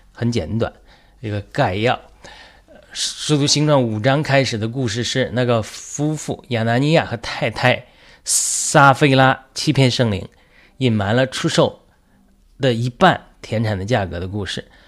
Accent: China; 我们中国人

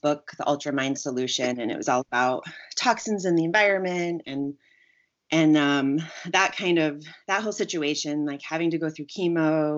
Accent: Germany; moved away as an adult; now in United States; So I did all that growing up in Germany. So that's where I did most of it. And then I left Germany and went to the States when I was 18 to start university.

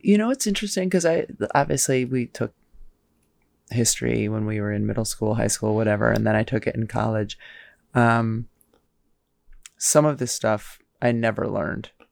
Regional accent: United States; we grew up here

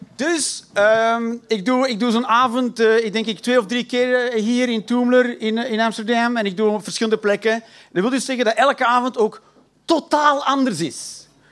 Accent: Flanders, Belgium; accent: Belgisch; ik ben een Belg. Ik praat niet raar, ik praat gewoon Belgisch

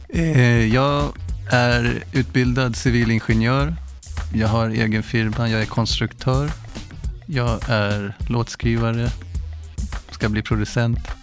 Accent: Haninge, Stockholm County, Sweden; jag gick i skolan och träffade de andra i Panetos i Haninge

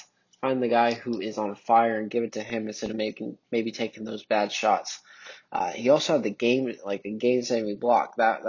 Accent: United States; I'm from the South. Well, I guess South or Midwest, whatever you want to say.

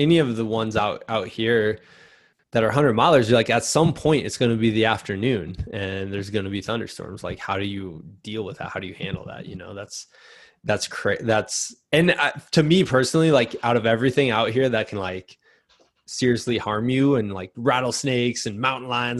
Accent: Iowa, United States; now in Colorado, United States; I'm from Iowa where like nothing can kill you except a cow

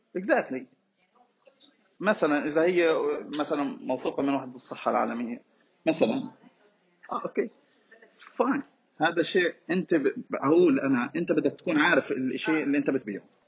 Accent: Gaza, Gaza Strip, Palestine; إحنا عندنا في غزة

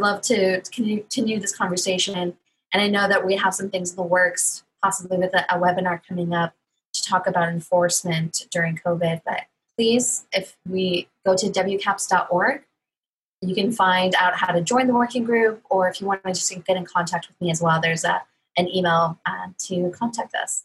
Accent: Corpus Christi, Texas, United States; I'm from Corpus Christi, Texas

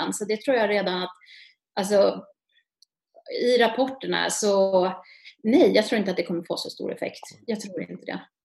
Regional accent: Uppsala, Uppsala County, Sweden; jag är från Uppsala

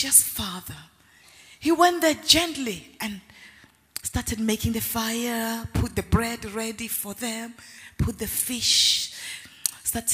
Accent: South Africa; I grew up in South Africa

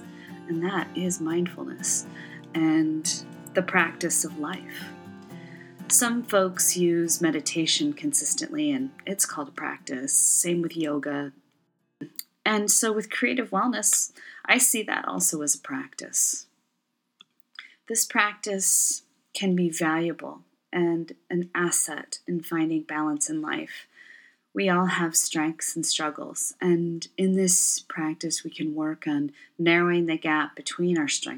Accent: Michigan, United States; also born or lived in Ontario, Canada; now in Portland, United States; I work and live in Portland, Oregon. I was originally from the Great Lakes region, and I say it like that because I grew up bouncing a bit between Michigan and Ontario, Canada throughout my childhood, and grew up the youngest of six.

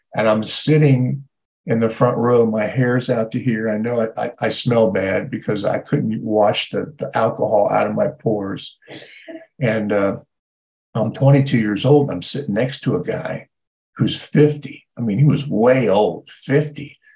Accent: Ohio, United States; moved away; I grew up in Ohio

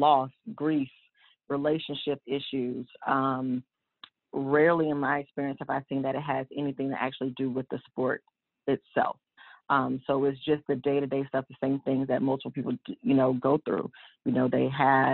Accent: Charlotte, North Carolina, United States; I am originally from Charlotte, born and raised.

